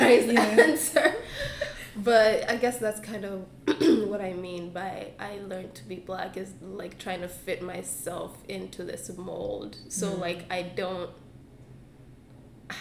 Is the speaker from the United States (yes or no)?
no; Uganda; now in Canada; I'm from Uganda, yeah. And, like, I mean, my whole background, like, everything growing up in Uganda, that's me